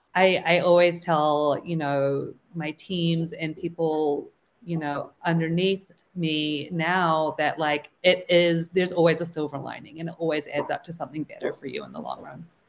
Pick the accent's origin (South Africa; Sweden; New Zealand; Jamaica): New Zealand; moved away as an adult; now in United States; So I'm originally from New Zealand and I moved out here fresh out of college.